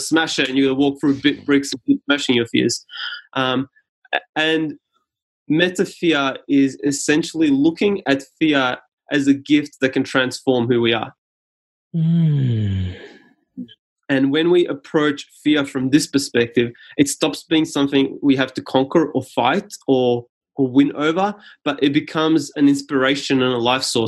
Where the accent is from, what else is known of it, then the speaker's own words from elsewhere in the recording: Australia; first language Serbian; English is a second language; I came to Australia as like a refugee of 4 years old or so.